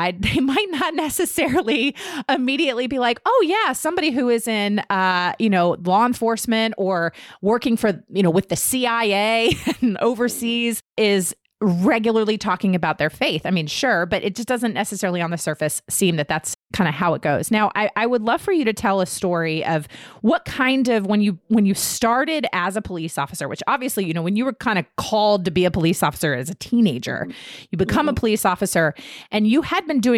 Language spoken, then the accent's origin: English; Herndon, Virginia, United States; moved away; also born or lived in Newport News, Virginia; I grew up on Jackson Street, which was behind the Tortilla Factory